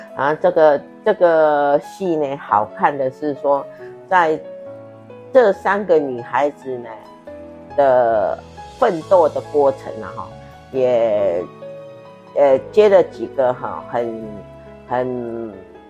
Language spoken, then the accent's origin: Chinese; Taiwan; 我们台湾人民